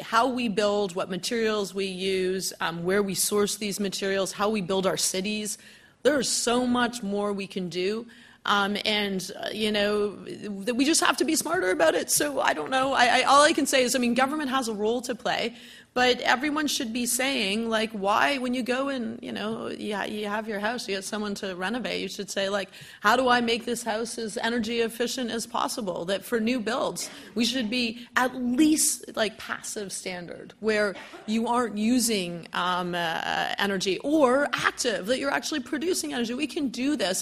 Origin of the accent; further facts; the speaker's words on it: Vancouver, British Columbia, Canada; moved away as an adult; I'm originally from Vancouver, but I came here to do my Master's